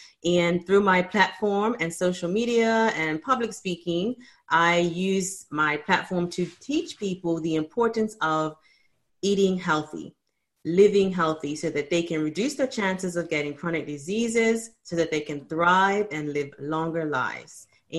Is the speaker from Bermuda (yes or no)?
yes; Bermuda; I grew up in Bermuda and it just mostly everyone in Bermuda is Black.